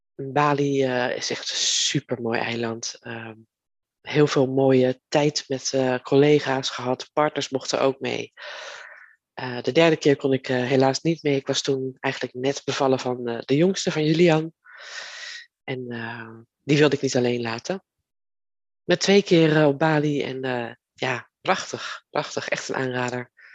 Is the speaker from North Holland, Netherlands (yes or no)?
no; Leiden, South Holland, Netherlands; ben ik geboren in Leiden. En daar ben ik ook getogen.